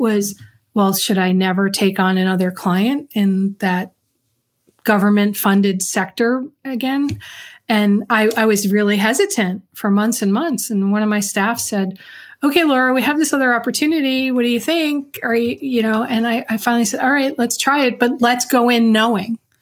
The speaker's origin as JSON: {"language": "English", "town": "New York City", "region": "New York", "country": "United States", "tie": "born or raised there", "said": "I grew up in New York in the Bronx."}